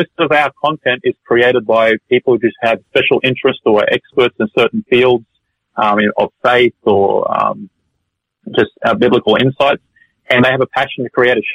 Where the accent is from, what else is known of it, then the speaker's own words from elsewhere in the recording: Brisbane, Queensland, Australia; I grew up in Brisbane